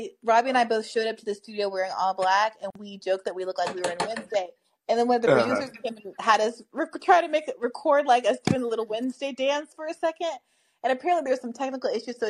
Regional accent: Kenya; moved away; when we were growing up in Kenya

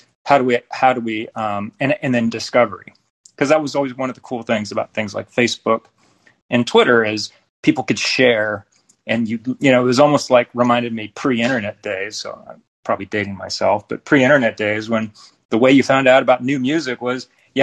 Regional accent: Silicon Valley, California, United States; moved away as an adult; I was born and raised in Silicon Valley and spent almost my entire professional career there before escaping

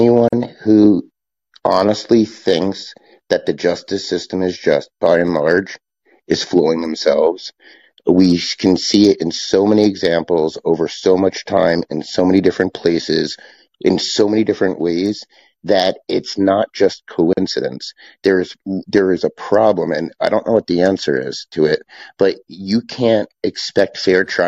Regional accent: United States; as an American

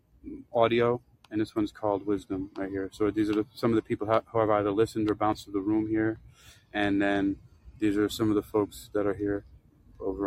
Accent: New York City, New York, United States; moved away; also born or lived in Florida / California / China; I grew up in the South Bronx

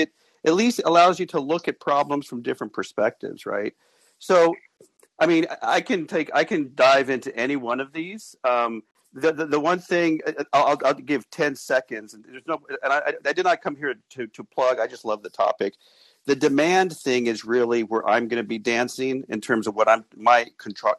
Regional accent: Las Vegas, Nevada, United States; moved away as an adult; also born or lived in Tempe, Arizona / Mesa, Arizona; I grew up in Vegas

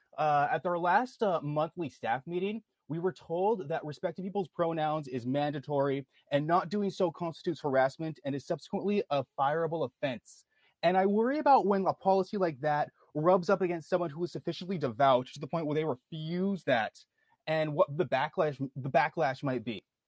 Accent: Canada; I'm Canadian

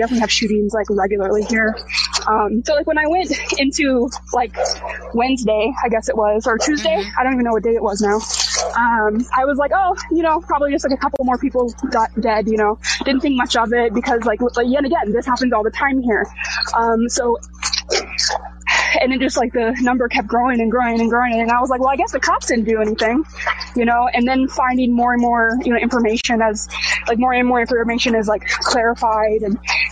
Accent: North Texas, United States; I'm from North Texas, which is like really far away from where this happened

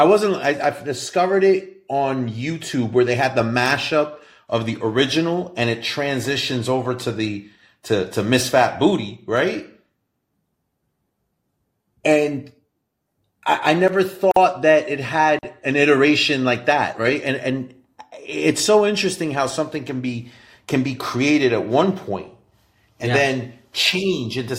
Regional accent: New York, United States; I'm from New York

